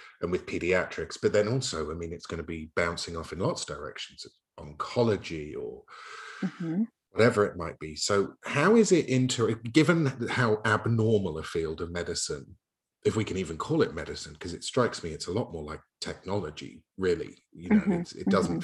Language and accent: English; United Kingdom; I'm from Turf Island, Great Britain